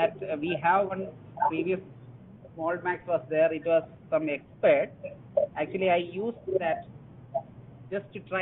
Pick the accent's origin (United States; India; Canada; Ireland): India; Thiruvananthapuram, Kerala; I am coming from Trivandrum, Kerala.